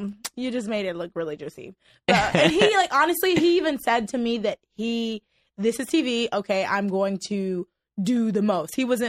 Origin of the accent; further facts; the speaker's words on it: Port-au-Prince, Ouest, Haiti; also born or lived in Miami; now in Los Angeles, United States; I grew up in Miami, Florida, and I grew up in my native country, Haiti, in the capital, Port-au-Prince, Haiti. And I'm currently residing in Los Angeles, California.